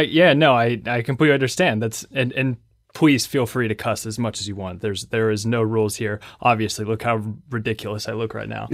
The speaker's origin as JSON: {"language": "English", "town": "Lexington", "region": "Kentucky", "country": "United States", "said": "So I'm from Lexington, Kentucky"}